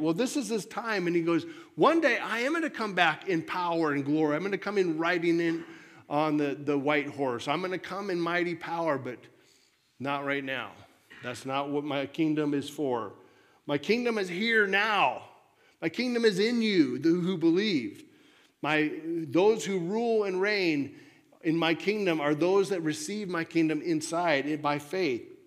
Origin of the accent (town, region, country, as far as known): United States